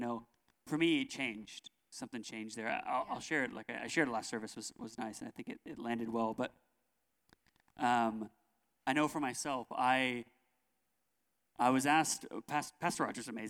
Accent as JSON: {"language": "English", "region": "California", "country": "United States", "tie": "born or raised there", "said": "I was born in California"}